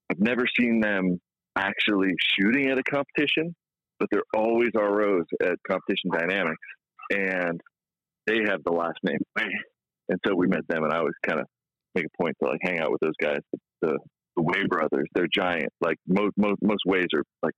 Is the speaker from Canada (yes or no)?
no; Israel; moved away; also born or lived in California; I grew up in Israel, so you know, we didn't have football